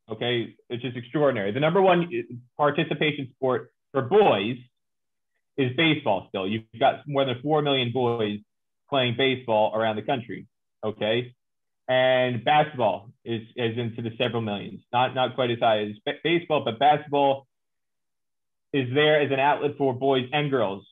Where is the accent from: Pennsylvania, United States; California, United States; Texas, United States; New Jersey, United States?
New Jersey, United States; also born or lived in New York; born in New York, raised in New Jersey, born and raised in America